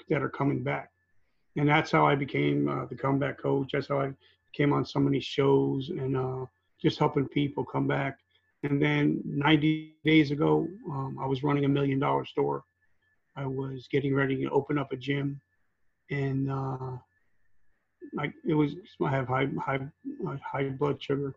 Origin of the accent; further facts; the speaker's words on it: New Jersey, United States; also born or lived in South Carolina; I grew up in New Jersey